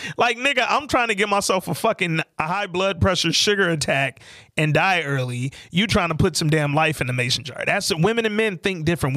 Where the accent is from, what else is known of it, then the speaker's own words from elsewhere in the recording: Detroit, Michigan, United States; moved away as an adult; also born or lived in Atlanta; I moved back to Detroit from Atlanta